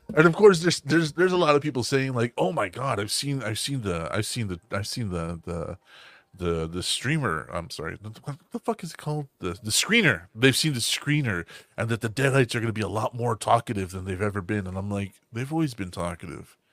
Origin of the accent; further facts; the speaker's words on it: the South, United States; we're from the South